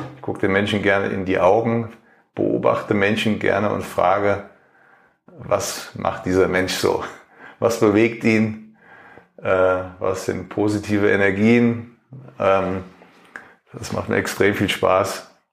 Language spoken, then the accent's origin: German; Germany; ich als Deutscher